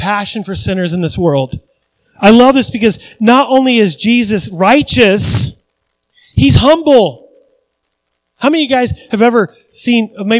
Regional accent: United States; I'm American

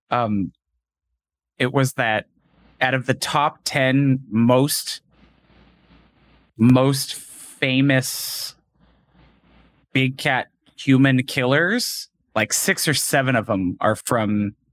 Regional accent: United Arab Emirates; in UAE, whatever. Like they're like, really, United Arab Emirates, really? And you're like, yeah.

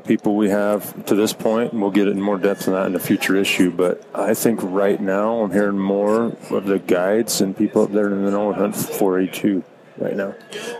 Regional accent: Monticello, Utah, United States; I'm from Monticello, born and raised on the San Juan

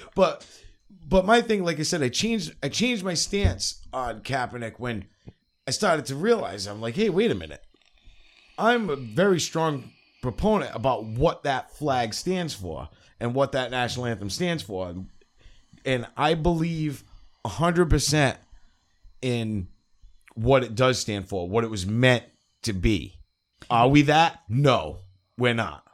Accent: New England, United States; I grew up in New England my whole life

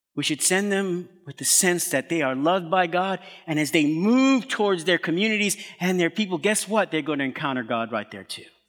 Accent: New York City, New York, United States; I'm from Brooklyn

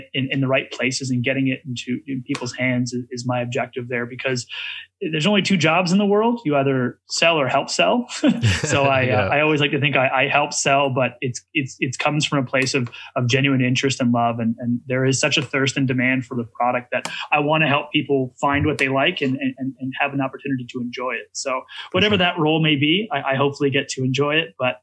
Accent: Toronto, Ontario, Canada; I was from Toronto

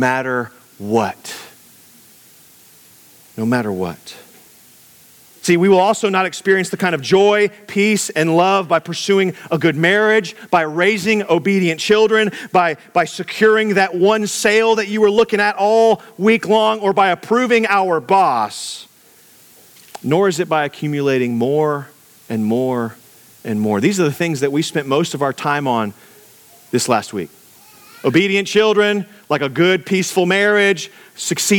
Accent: Texas, United States; we're from Texas.

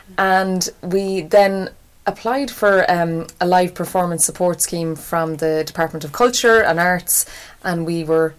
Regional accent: Portumna, Connacht, Ireland; moved away; I'm from Portumna.

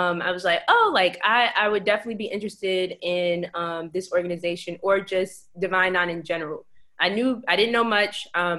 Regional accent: Alexandria, Virginia, United States; When I first got to VCU from Alexandria, I'm from Alexandria. And so when I got here from Alexandria, I had like maybe 3 people that I knew on campus.

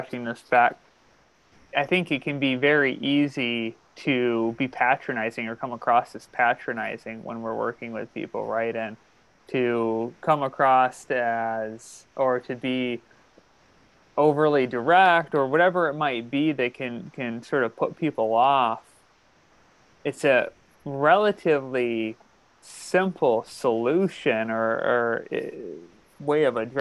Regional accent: Midwest, United States; now in New England, United States; I never truly fully understood how sort of quote unquote Midwestern I am or am until I moved to New England.

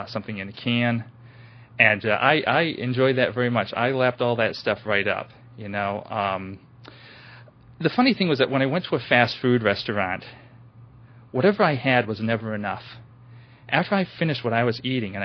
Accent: New Bedford, Massachusetts, United States; now in West Virginia, United States; I was born in New Bedford, Massachusetts in 1967, in mid-1967, and I am the youngest of seven children.

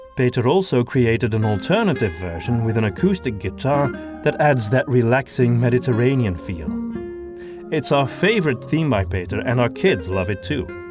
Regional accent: Antwerp, Flanders, Belgium; accent: Antwerp Flemish; English is a second language; my native accent. However, I'm from Antwerp

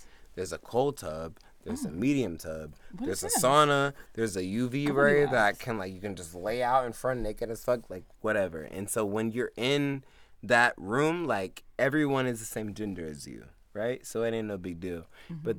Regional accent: the South, United States; I'm from the south

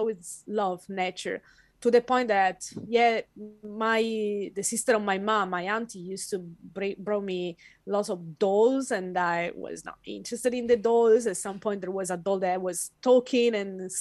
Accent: Italy; moved away as an adult; now in Western Australia, Australia; I was born and raised in Italy in a family that was not educated that much

